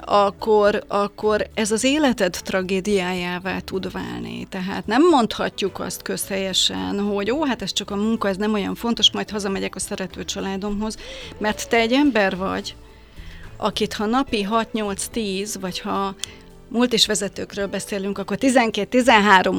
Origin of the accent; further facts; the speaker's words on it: Hungary; moved away as an adult; aki bár 50 kilométerre éltem Budapesttől